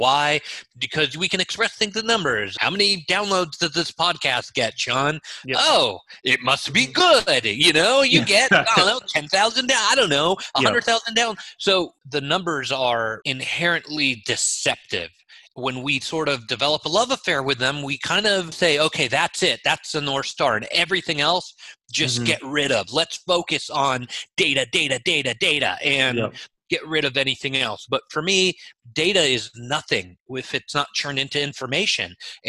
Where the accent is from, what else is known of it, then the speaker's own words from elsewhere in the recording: Israel; English is a second language; moved away; I came to this country from Israel knowing zero English.